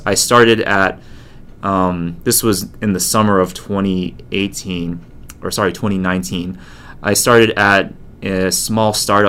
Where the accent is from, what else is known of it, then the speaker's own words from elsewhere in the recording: United States; also born or lived in Taiwan / Japan; I'm an American-born Chinese